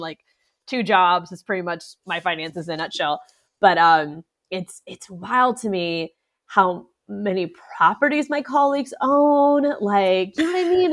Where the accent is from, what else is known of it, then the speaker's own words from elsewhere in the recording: Orlando, Florida, United States; I was born in Orlando